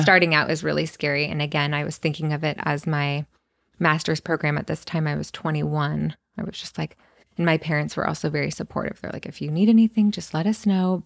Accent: Santa Cruz, California, United States; moved away as an adult; now in Los Angeles, United States; I was born and raised in Santa Cruz. Lived there my whole life

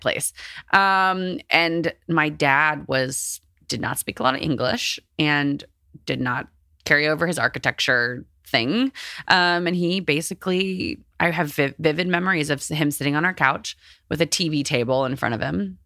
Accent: Texas, United States; I grew up in Texas in, like, a, like, a religious household

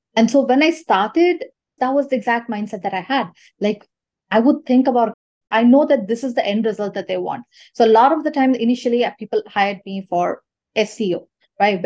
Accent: Chennai, Tamil Nadu, India; moved away; I'm from Chennai, India

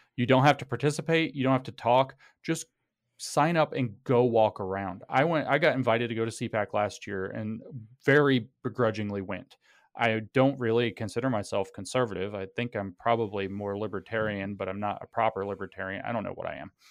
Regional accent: United States; those of us who are American

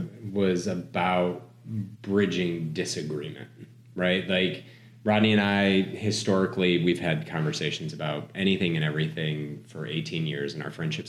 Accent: Northeast, United States; I grew up in the Northeast

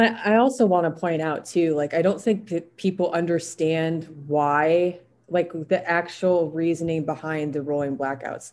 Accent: South Dakota, United States; when I was growing up in South Dakota

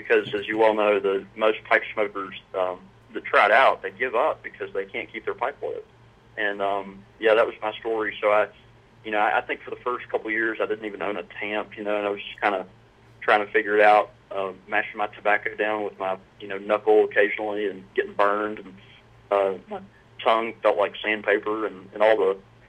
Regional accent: Brandon, Mississippi, United States; I grew up in a little community outside of Jackson called Brandon

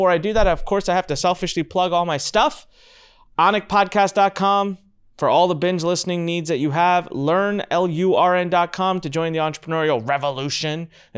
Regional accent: India; in the ring with someone from across the pond, from the other side of the world, from my home country, from India.

